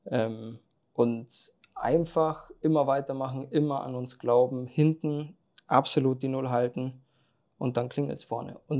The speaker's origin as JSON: {"language": "German", "region": "Bavaria", "country": "Germany", "tie": "born or raised there", "said": "Ja, also das mit Kolbach, also da habe ich angefangen, Fußball zu spielen, erster FC Kolbach. Ähm, ist halt, ja, bei mir im Dorf"}